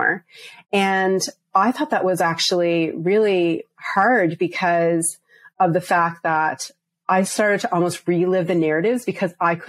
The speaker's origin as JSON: {"language": "English", "region": "Prince Edward Island", "country": "Canada", "tie": "born or raised there", "also_born_or_lived": "Bangladesh (parents)", "said": "I was born and raised in Canada. When I was very small, we moved to the smallest province in Canada, Prince Edward Island."}